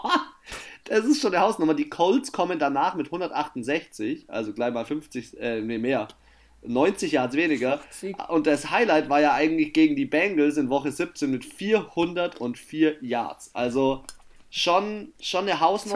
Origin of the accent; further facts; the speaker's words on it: Germany; bei uns in Deutschland